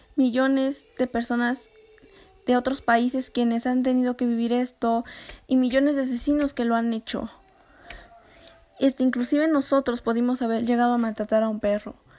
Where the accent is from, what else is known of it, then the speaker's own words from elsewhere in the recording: Mexico; nosotros como mexicanos